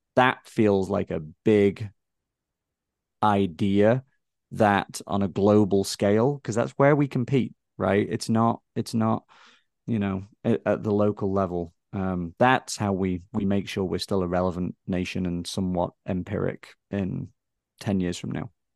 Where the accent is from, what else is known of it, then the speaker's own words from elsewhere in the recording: Blackpool, North West England, United Kingdom; moved away as an adult; now in United States; my hometown in England, for instance, some of your listeners might know it, Blackpool